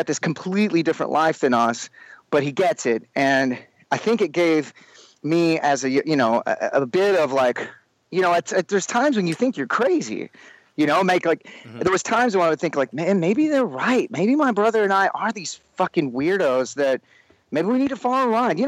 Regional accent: Sherman, Texas, United States; moved away; growing up in Sherman

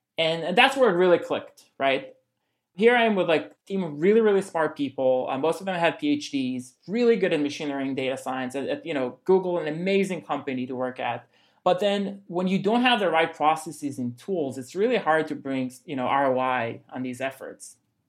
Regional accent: Israel; now in New York, United States; I'm personally originally from Israel, but we're actually fully based in New York

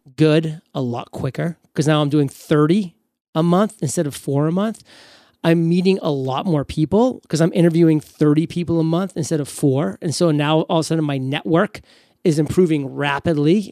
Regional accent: New England, United States; I grew up in New England

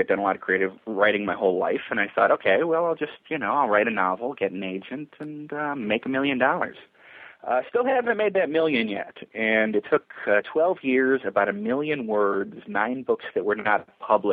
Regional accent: Chicago, Illinois, United States; I'm from Chicago, a big TV town

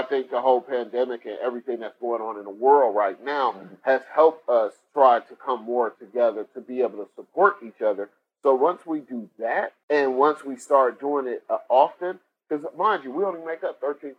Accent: Cleveland, Ohio, United States; Like, if you go to my hometown, Cleveland, you got barbecue spot restaurant all over the place.

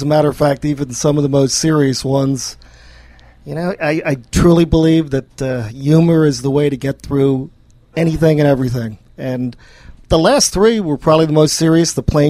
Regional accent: New Jersey, United States; moved away as an adult; also born or lived in Arizona; I was born and raised in New Jersey and went to college at University of Arizona.

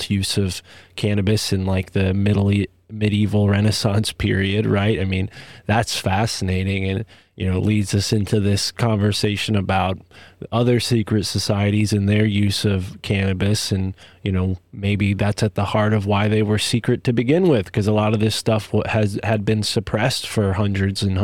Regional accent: United States; I grew up on Long Island Sound, so not a lot of waves there

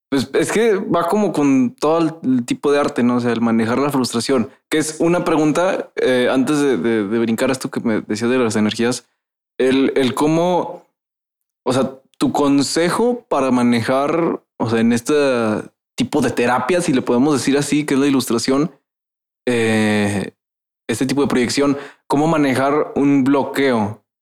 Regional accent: Veracruz, Mexico; soy de Veracruz, hablo

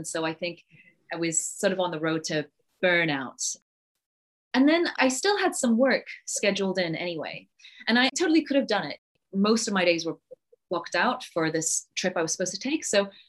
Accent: Yorkshire and the Humber, United Kingdom; also born or lived in Singapore; I was born in Singapore, and then we moved to this tiny village in Yorkshire.

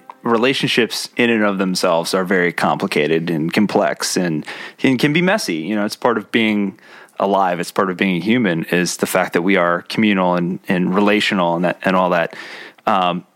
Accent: Columbus, Ohio, United States; We're both from Columbus.

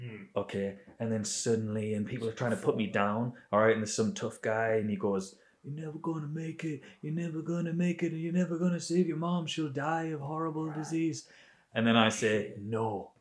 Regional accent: Bilbao, Basque Country, Spain; Okay, so I grew up in Bilbao.

